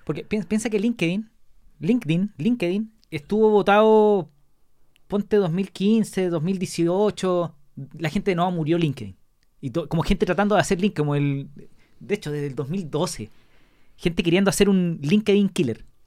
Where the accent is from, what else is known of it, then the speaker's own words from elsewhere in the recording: Chile; nosotros somos chilenos